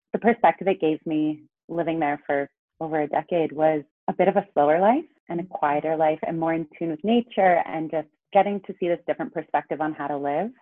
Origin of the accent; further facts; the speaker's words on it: Los Angeles, California, United States; also born or lived in New York / Santa Cruz; I grew up in Los Angeles.